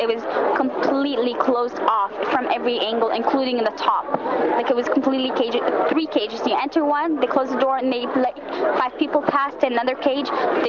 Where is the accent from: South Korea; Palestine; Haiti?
Palestine; Jerusalem; born there; Though I was born in Jerusalem, I had it, like, because my dad lived in New York for the past 30 years, since 1970.